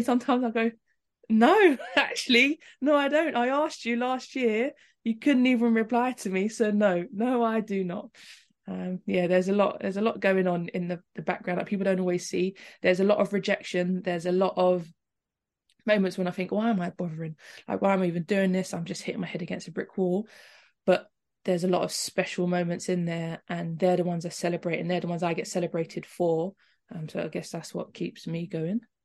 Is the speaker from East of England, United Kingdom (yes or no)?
no; London, United Kingdom